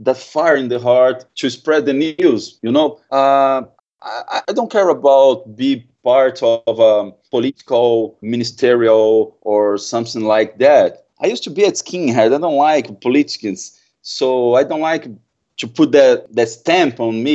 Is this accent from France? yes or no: no; Brazil; English is a second language